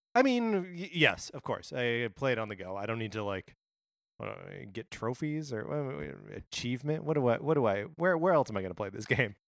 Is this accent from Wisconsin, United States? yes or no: yes; Wisconsin, United States; from my home state of Wisconsin